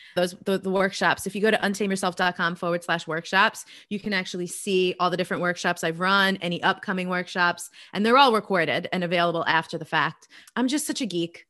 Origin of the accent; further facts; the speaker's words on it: New York, United States; I'm originally from New York